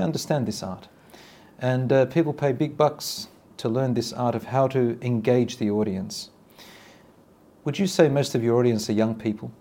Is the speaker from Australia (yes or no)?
yes; Australia; I was raised in Australia, in the West.